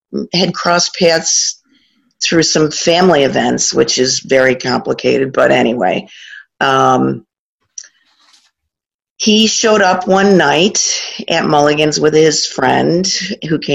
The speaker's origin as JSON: {"language": "English", "town": "Corning", "region": "New York", "country": "United States", "tie": "born or raised there", "also_born_or_lived": "Buffalo, New York", "said": "born in Buffalo, but raised down in the Southern Tier."}